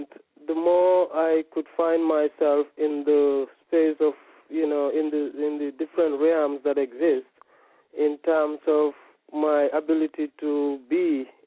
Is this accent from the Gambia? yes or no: yes; Gambia; I was born in the Gambia